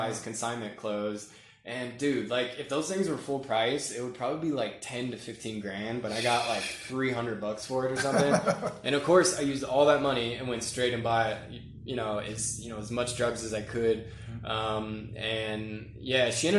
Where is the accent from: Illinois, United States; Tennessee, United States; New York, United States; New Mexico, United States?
Tennessee, United States; Murfreesboro; also born or lived in Washington, D.C. / Northern Virginia; And then at 10, we moved to Murfreesboro, Tennessee, which is kind of like a suburb of Nashville. Went to, 5th through college there.